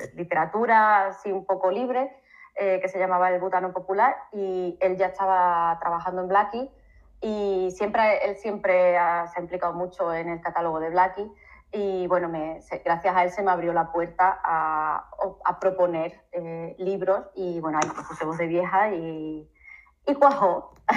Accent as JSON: {"language": "Spanish", "town": "Seville", "region": "Andalusia", "country": "Spain", "moved": "as an adult", "lives_now": "Sierra de Huelva, Spain", "said": "yo soy de Sevilla, pero, pero vivo en la Sierra de Huelva"}